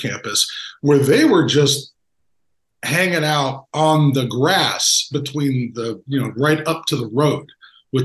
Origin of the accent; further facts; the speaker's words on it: Central Florida, United States; I was from Central Florida